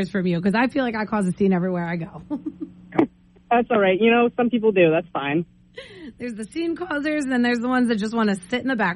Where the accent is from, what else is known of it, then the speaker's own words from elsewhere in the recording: Lewiston, Maine, United States; I'm from Lewiston, Maine.